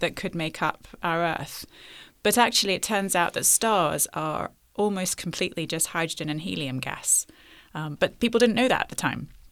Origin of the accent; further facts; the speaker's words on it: London, United Kingdom; I grew up in London